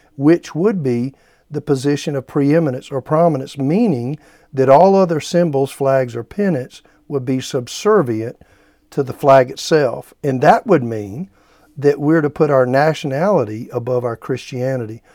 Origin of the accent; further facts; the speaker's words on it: United States; as an American, could I fly a flag, uh, in my front yard and state that I'm proud to be American